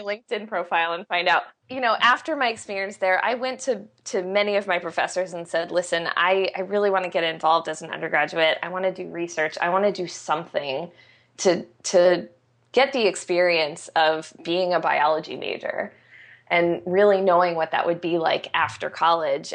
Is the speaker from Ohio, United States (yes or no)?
no; Arizona, United States; I grew up in Arizona and went to very traditional educational institutions